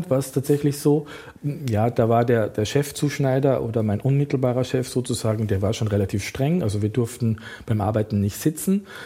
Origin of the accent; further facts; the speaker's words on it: Austria; der Kostümleiter dachte, als Österreicher, Tracht, Lederhose, das spielt also im alpinen Bereich, bin ich in der Lage, quasi da perfekt mitzuarbeiten